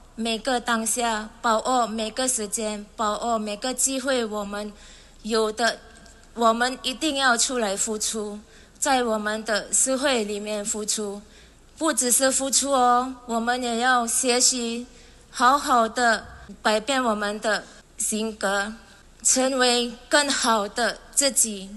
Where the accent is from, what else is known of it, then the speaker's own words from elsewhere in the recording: Indonesia; 我是从一年来的